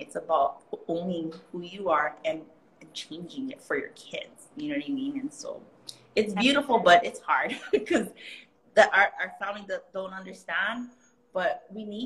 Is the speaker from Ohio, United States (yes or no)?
no; Kauai, Hawaii, United States; first language Hawaiian Pidgin; English is a second language; now in Oahu, United States; I'm from Kauai